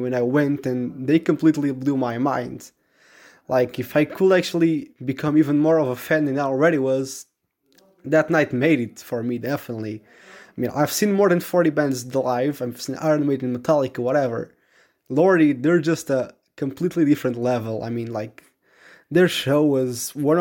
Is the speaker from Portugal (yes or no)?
yes; Portugal; I'm 15 years old and I'm from Portugal.